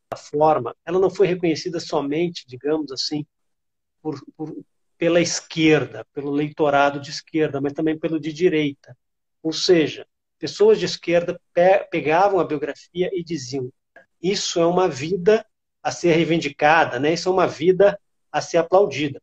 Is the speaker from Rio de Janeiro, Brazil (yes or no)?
yes; Rio de Janeiro, Brazil; moved away; also born or lived in interior of Rio Grande do Sul; Eu morava no, nos anos 80 no interior do Rio Grande do Sul, sou carioca, passei é, 10 anos morando no interior do Rio Grande do Sul